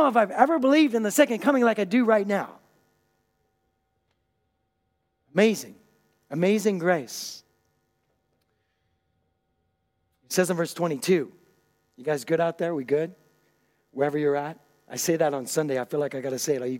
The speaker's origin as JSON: {"language": "English", "area": "Puget Sound", "region": "Washington", "country": "United States", "tie": "born or raised there", "moved": "yes", "lives_now": "Germany", "said": "I grew up on the Puget Sound"}